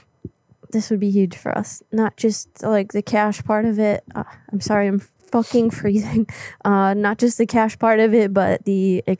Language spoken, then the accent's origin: English; Florida, United States; moved away; I'm from Florida.